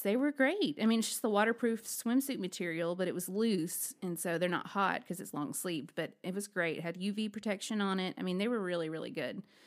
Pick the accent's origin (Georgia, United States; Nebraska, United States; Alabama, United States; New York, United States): Alabama, United States; I am from Alabama.